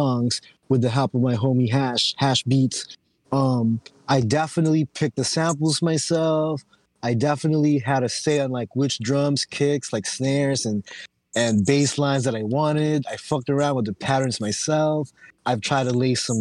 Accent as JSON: {"language": "English", "town": "Oxnard", "region": "California", "country": "United States", "tie": "born or raised there", "also_born_or_lived": "Philippines", "moved": "yes", "lives_now": "San Diego, United States", "said": "I'm originally from the Philippines. But I didn't arrive in the U.S. till like 1995. I was 10 years old. So my family is in Oxnard, California"}